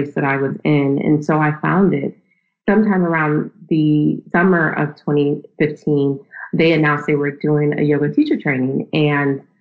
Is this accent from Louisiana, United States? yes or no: no; Akron, Ohio, United States; moved away as an adult; also born or lived in Nashville, Tennessee / New York; I was raised in Akron, Ohio